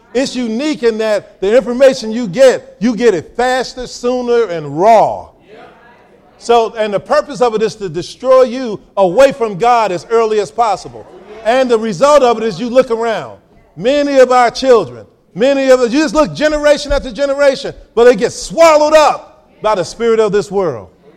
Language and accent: English; Chicago, Illinois, United States; I grew up here in Chicago